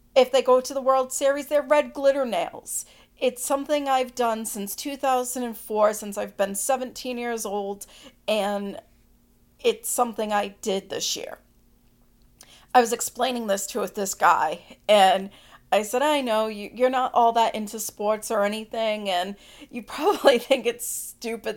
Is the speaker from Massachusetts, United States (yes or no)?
yes; Boston, Massachusetts, United States; I'm from the Northeast, the Boston area